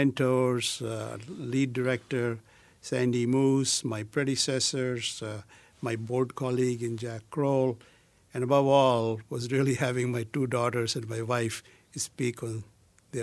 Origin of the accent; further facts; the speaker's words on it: India; moved away; from my childhood growing up in India to my adult life